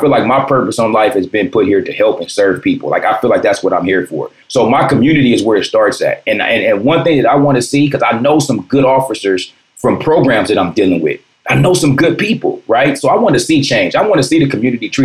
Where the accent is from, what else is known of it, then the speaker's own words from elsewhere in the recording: Compton, California, United States; also born or lived in Watts; I grew up in Compton